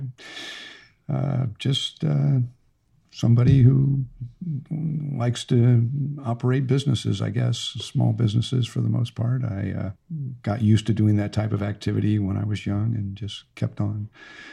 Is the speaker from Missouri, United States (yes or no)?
yes; St. Louis, Missouri, United States; moved away as an adult; now in Little Rock, United States; when I grew up in St. Louis